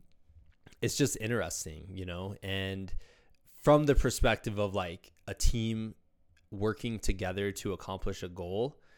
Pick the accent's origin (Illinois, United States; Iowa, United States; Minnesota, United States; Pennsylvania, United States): Iowa, United States; Muscatine; my hometown of Muscatine, Iowa